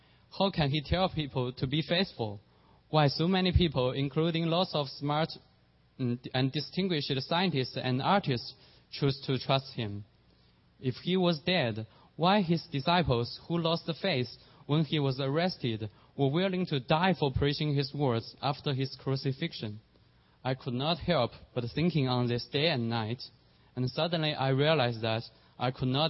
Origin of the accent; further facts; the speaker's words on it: China; moved away; There were several big churches in my hometown